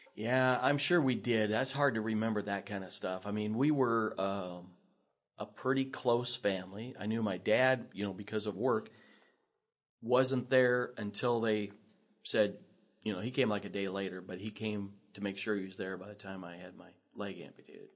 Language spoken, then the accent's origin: English; Lincoln, Nebraska, United States; I grew up here in Lincoln